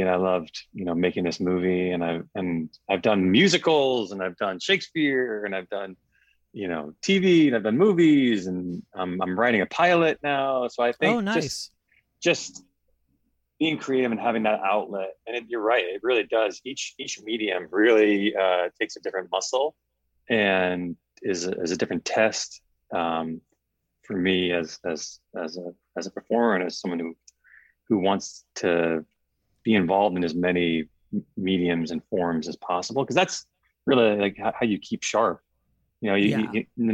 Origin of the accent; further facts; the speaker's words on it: New York, United States; I grew up in New York